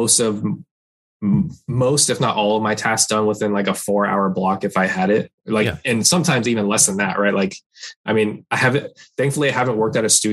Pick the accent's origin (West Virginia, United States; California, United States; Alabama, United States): California, United States; Torrance; also born or lived in San Francisco Bay Area; I'm from Torrance, like South Bay, near Los Angeles, but I went up there for school